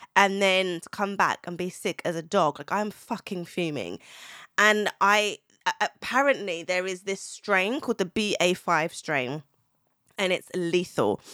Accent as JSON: {"language": "English", "country": "Zimbabwe", "said": "I'm from Zimbabwe. I'm Southern African, so Z-, Zimbabwean"}